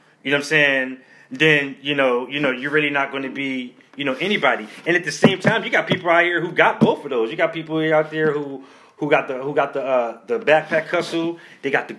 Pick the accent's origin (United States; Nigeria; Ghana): United States; Baltimore, Maryland; I'm from Baltimore